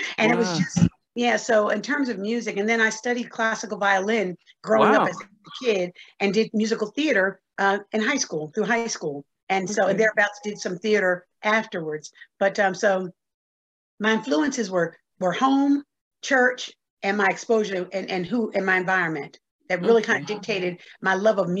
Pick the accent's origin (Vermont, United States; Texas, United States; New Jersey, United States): New Jersey, United States; Paterson; also born or lived in North Carolina; I'm a Jersey girl, New Jersey. I was born in Paterson, New Jersey, which is right 12 miles west of New York City, and born and raised, educated in the city, college in the South. I attended and graduated from college in North Carolina